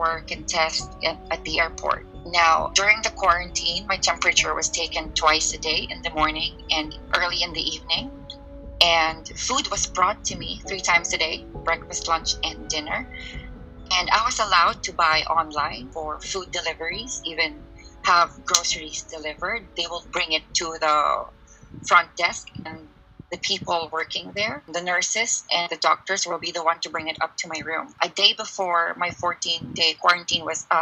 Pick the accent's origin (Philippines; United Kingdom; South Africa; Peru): Philippines; now in China; I'm Filipino